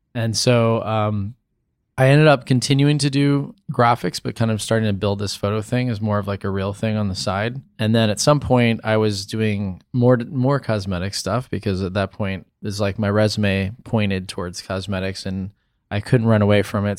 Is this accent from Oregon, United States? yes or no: no; St. Louis, Missouri, United States; moved away; also born or lived in Cincinnati, Ohio; I grew up in Saint Louis, Missouri.